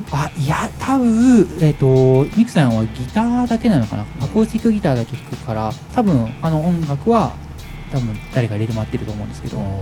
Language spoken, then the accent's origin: Japanese; Shizuoka, Japan; moved away as an adult; also born or lived in Hokkaido / Tokyo; 一回静岡の実家を戻って